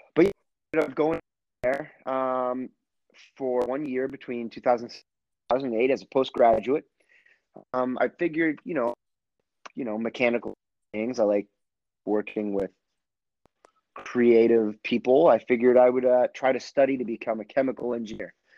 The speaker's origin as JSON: {"language": "English", "town": "Gloucester", "region": "Massachusetts", "country": "United States", "tie": "born or raised there", "said": "I'm originally from Gloucester, Massachusetts"}